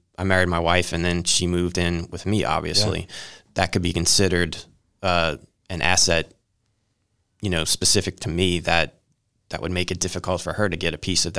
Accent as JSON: {"language": "English", "region": "Louisiana", "country": "United States", "said": "Oh, well, careful. I'm from Louisiana."}